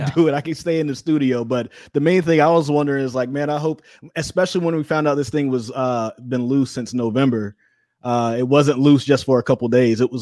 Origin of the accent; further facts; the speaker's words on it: Missouri, United States; now in North Carolina, United States; I'm from Missouri.